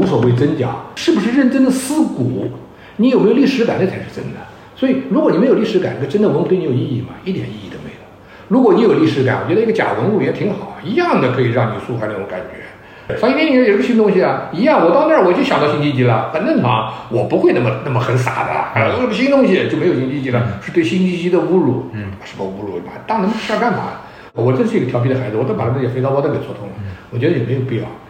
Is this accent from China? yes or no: yes; China; 我们中国人